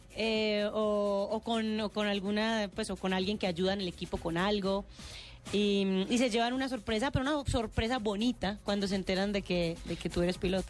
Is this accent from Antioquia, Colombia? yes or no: yes; Medellín, Antioquia, Colombia; yo soy de Medellín